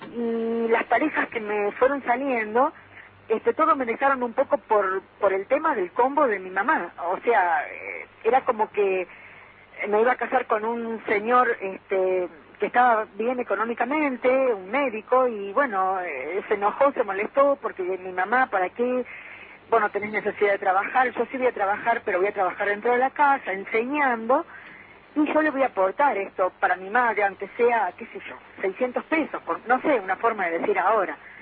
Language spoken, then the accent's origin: Spanish; Córdoba, Argentina; now in Tucumán, Argentina; soy de Córdoba, pero estoy viviendo en Tucumán